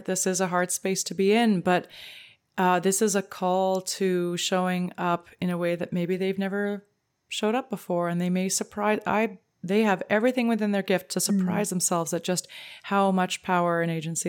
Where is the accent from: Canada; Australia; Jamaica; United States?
Canada; as a Canadian